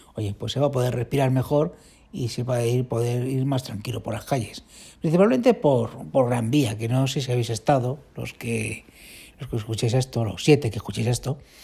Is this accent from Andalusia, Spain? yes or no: no; Community of Madrid, Spain; Yo como madrileño, bueno, madrileño, madrileño del norte, madrileño de, los pueblos limítrofes